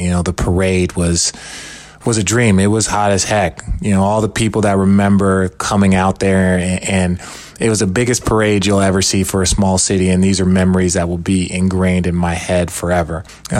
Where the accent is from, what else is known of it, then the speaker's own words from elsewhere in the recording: Cleveland, Ohio, United States; born there; I was born in Cleveland. Cleveland? Yes, I was born right after they won a championship.